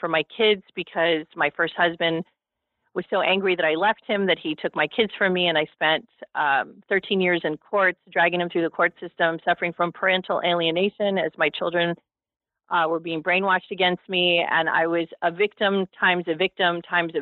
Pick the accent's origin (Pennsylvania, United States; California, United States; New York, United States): California, United States; Los Angeles; I was raised in Hollywood, California